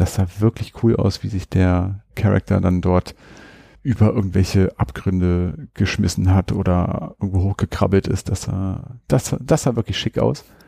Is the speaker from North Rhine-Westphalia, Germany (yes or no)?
no; Hanover, Lower Saxony, Germany; hier bei uns in Hannover